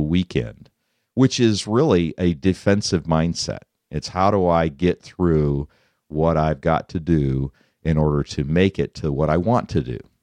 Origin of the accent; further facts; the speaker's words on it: Colorado, United States; moved away; I grew up in Colorado